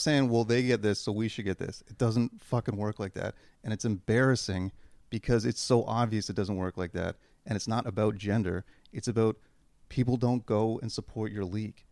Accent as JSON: {"language": "English", "country": "Canada", "said": "I'm fucking Canadian"}